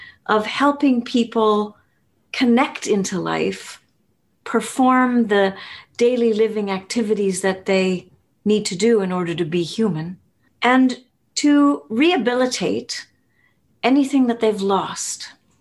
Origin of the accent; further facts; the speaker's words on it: Winnipeg, Manitoba, Canada; I'm from Winnipeg in central Canada